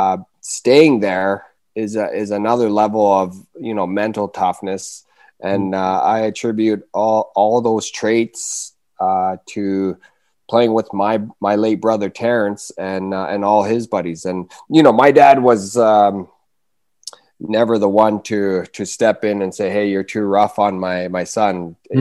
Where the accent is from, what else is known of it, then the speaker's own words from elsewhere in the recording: Rankin Inlet, Nunavut, Canada; also born or lived in Churchill, Manitoba; So I was born in Churchill, but I was basically born and raised in Rankin Inlet, Nunavut. Rankin Inlet is my hometown.